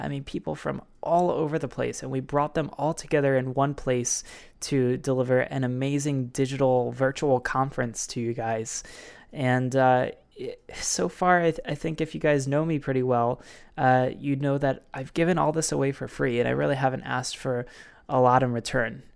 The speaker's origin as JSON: {"language": "English", "town": "Baltimore", "region": "Maryland", "country": "United States", "tie": "born or raised there", "said": "a fitness facility in Baltimore City in Maryland, my hometown"}